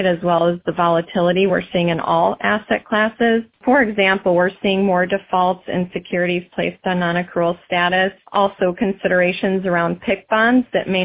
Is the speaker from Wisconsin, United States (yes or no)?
no; Michigan, United States; moved away as an adult; now in Columbus, United States; I've lived in Columbus now 21 years, but grew up in Michigan.